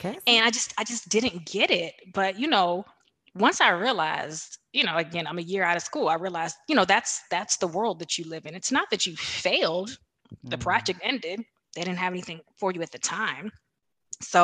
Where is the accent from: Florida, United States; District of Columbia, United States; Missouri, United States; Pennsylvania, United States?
District of Columbia, United States; Washington; I was born in Washington, D.C.